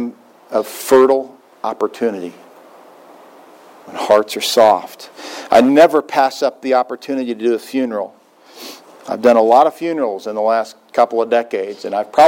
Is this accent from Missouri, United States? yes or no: yes; Joppa, Missouri, United States; moved away; my hometown, Joppa, Missouri